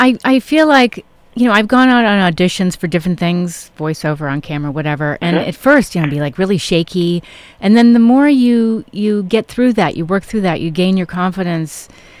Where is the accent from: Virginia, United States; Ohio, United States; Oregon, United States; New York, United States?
New York, United States; New York City; I grew up in New York when Times Square was gross